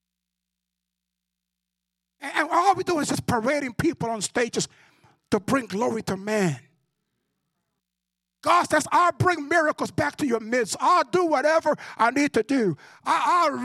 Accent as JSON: {"language": "English", "country": "Cuba", "tie": "born or raised there", "moved": "yes", "said": "My hometown is very restricted. Not Cubans don't go to my hometown."}